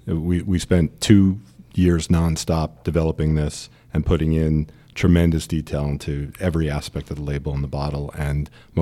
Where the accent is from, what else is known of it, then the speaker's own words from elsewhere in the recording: New York, United States; New York originally.